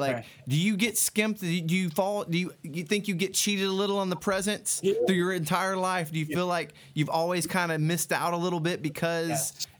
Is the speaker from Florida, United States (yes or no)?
yes; Tampa, Florida, United States; I grew up in Tampa